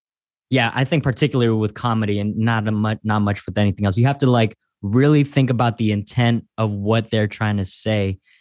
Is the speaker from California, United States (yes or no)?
yes; San Francisco, California, United States; But for me, at least the way I grew up is this, I grew up in San Francisco.